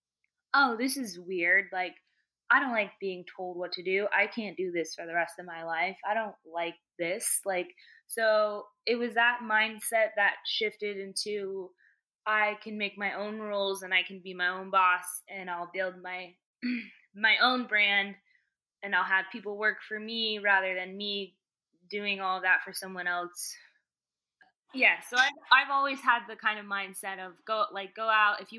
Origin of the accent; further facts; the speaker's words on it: Virginia, United States; moved away as an adult; also born or lived in Idaho; now in New York, United States; I was born in Idaho. I grew up in Virginia. I went to college back out in Idaho.